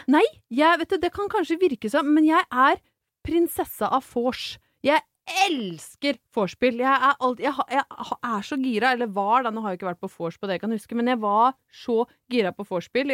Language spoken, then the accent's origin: Norwegian; Brøttum, Innlandet, Norway; moved away; hvor utrolig sterkt knytta jeg er til eh, hjemstedet mitt, som da er Brøttum i Ringsaker i tidligere Hedmark fylke